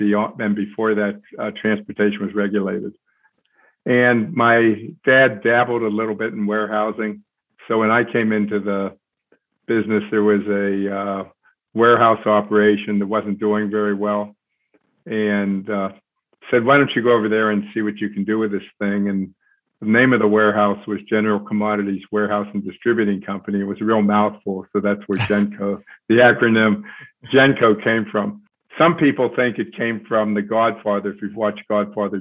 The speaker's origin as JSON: {"language": "English", "town": "Pittsburgh", "region": "Pennsylvania", "country": "United States", "tie": "born or raised there", "also_born_or_lived": "Carbondale, Illinois", "said": "I grew up in Pittsburgh, Pennsylvania, and was here through junior high school."}